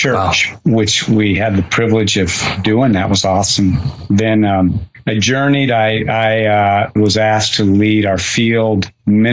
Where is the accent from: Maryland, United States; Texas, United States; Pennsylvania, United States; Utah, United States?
Utah, United States; I wasn't raised in a Christian home. And I'm from Utah. We were in a community where we were the kind of the anti-religious family.